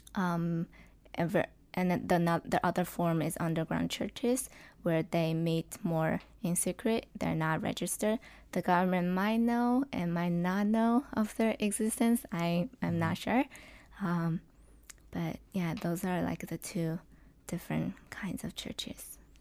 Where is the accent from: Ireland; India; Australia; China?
China; southwestern China; English is a second language; moved away; I grew up in China, in the, to be specific, in the southwestern part of China